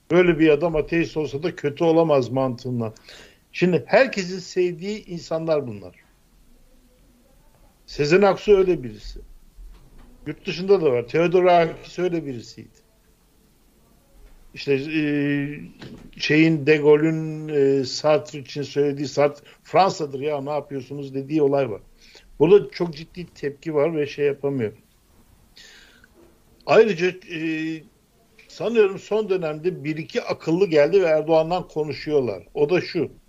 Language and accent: Turkish; Black Sea Region, Turkey; ben Karadenizliyim.